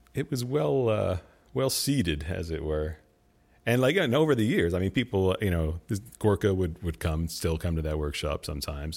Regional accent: Clinton, New Jersey, United States; also born or lived in Hoboken, New Jersey; I grew up in Clinton, New Jersey

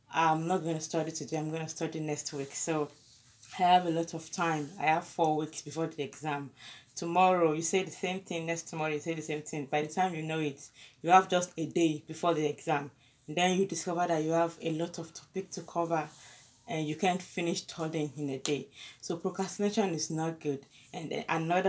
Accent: Ondo, Nigeria; I was from Ondo State too

